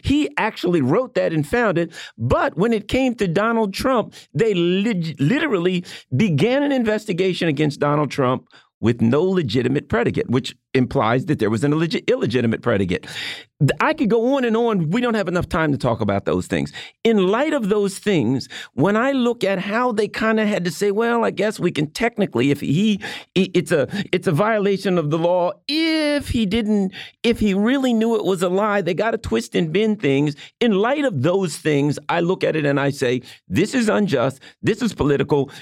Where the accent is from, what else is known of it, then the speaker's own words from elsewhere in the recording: just outside of Baltimore, Maryland, United States; I grew up just outside of Baltimore. I was in the suburbs